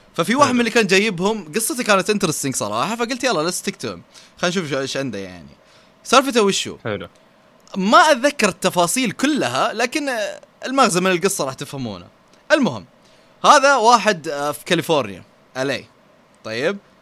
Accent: Saudi Arabia; عندنا في السعوديه

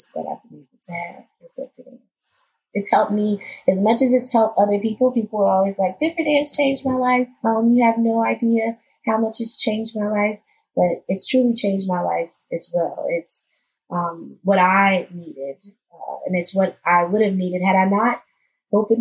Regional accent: Rock Hill, South Carolina, United States; moved away as an adult; now in New York City, United States; I'm not from New York. I grew up in South Carolina

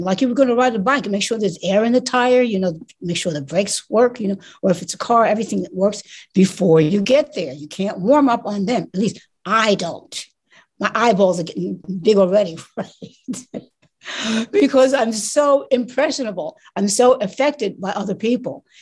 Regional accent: New York City, New York, United States; I'm from New York City

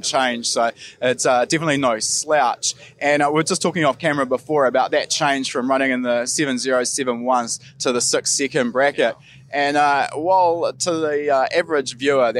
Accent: New Zealand; we're Kiwi

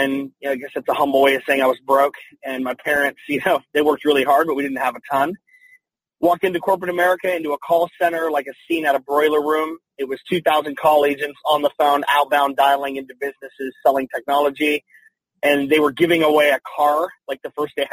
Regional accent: Salt Lake City, Utah, United States; moved away as an adult; now in Phoenix, United States; I was born and raised in Salt Lake City, Utah

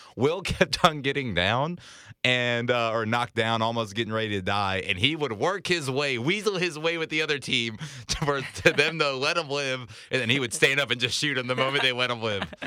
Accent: Salisbury, North Carolina, United States; moved away as an adult; also born or lived in Boone, North Carolina; now in Charlotte, United States; I've, I've grew up in Salisbury

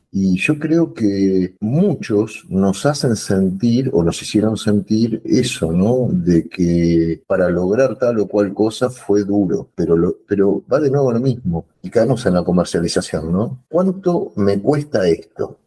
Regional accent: Argentina; no estoy hablando como argentino ni como futbolero

